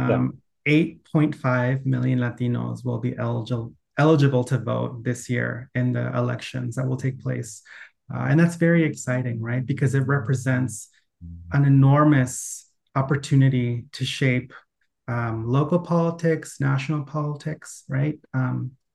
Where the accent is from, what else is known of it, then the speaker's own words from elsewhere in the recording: Anaheim, California, United States; I grew up in Anaheim